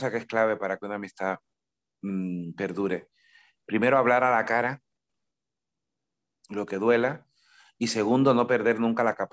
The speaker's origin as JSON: {"language": "Spanish", "country": "Cuba", "said": "Yo no soy costeño, yo soy isleño. Entonces, claro, no es lo mismo ser caribeño de isla que caribeño de costa. El mar está de mi pueblo a 15 kilómetros y 15 kilómetros en una isla tan estrecha como Cuba suponen atravesar el mundo."}